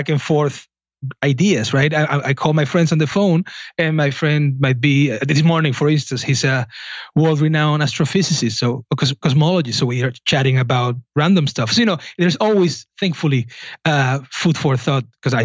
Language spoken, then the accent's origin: English; southern Spain, Spain; moved away; I'm from southern Spain